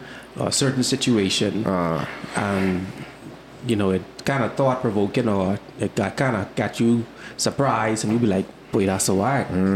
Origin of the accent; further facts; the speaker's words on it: Nassau, New Providence, Bahamas; I was born here in Nassau